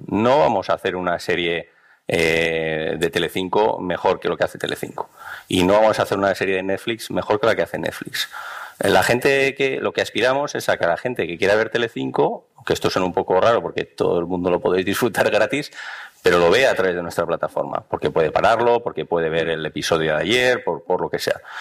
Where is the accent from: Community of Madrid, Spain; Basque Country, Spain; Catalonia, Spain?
Basque Country, Spain; Bilbao; yo soy de Bilbao también